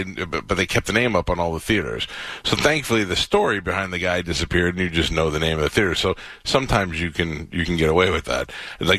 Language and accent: English; New York City, New York, United States; moved away; I grew up in Staten Island from until I was 18.